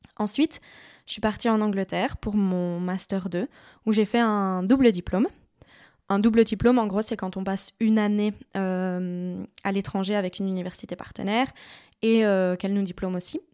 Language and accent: French; Liège, Wallonia, Belgium; Moi, je suis liégeoise de base, donc je viens de par là